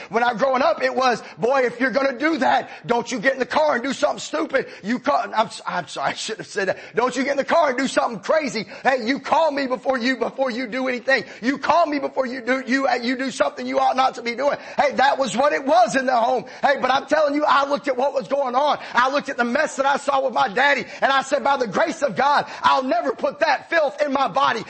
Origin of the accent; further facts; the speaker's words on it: Marietta, College Park, Georgia, United States; my daddy took a job where we, we moved from Marietta to Riverdale. And well, we moved to College Park at the time. We never found another church. I spent my entire teen years out of church.